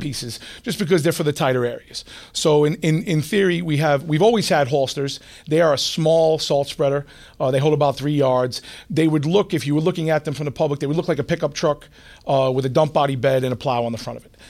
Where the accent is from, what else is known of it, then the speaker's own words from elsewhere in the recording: New York City, New York, United States; I grew up in Queens